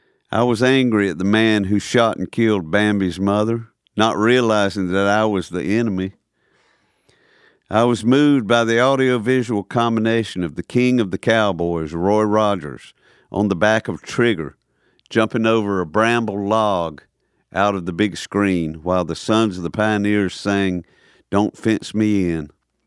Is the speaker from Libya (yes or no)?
yes; Tripoli, Tripoli District, Libya; it was a lot like growing up in Tripoli, Libya, where the blues were bluer, the greens were greener, and real life never paled in comparison.